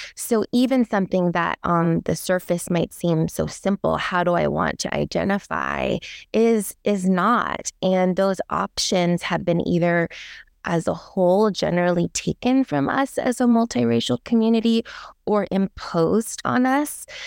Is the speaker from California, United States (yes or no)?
yes; Daly City, California, United States; also born or lived in San Francisco; I was born in San Francisco, grew up in the Bay Area